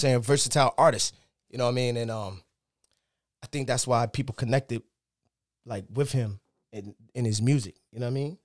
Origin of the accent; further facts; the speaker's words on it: Yonkers, New York, United States; I'm from Yonkers, New York.